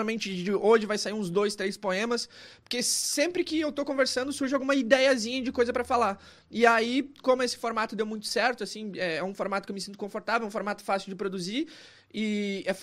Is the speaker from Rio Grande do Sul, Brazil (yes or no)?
yes; Caxias do Sul, Rio Grande do Sul, Brazil; also born or lived in Chapecó; eu nasci em Chapecó, mas vivi minha vida inteira no Rio Grande do Sul, numa cidade chamada Caxias do Sul, que é a segunda maior cidade do estado, mas ninguém conhece.